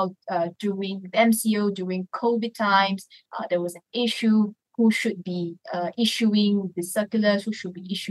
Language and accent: English; Johor, Malaysia; I'm from Johor